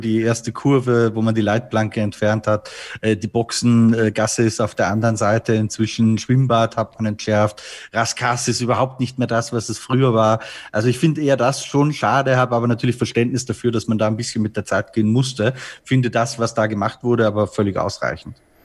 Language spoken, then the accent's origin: German; Austria; bei uns in Österreich